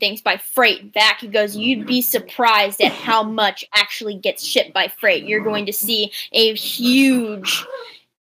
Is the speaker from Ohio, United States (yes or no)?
yes; Delaware, Ohio, United States; also born or lived in Columbus, Ohio; I was born in Delaware. The last five generations of my family have lived in Delaware, Ohio.